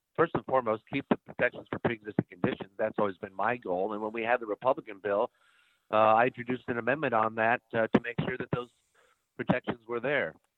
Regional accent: Van Meter, Iowa, United States; also born or lived in Johnston, Iowa; born and raised in Van Meter

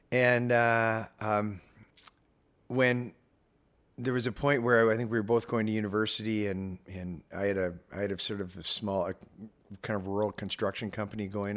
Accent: Calgary, Alberta, Canada; I was growing up in Calgary

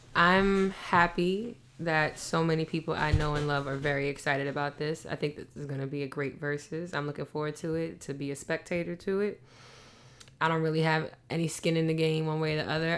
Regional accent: New York City, New York, United States; I'm from Queens

